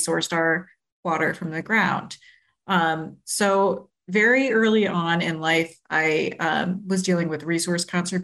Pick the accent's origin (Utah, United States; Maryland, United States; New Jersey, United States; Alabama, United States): Maryland, United States; Maryland Agricultural Reserve, United States; now in Chicago, United States; I grew up in the Maryland Agricultural Reserve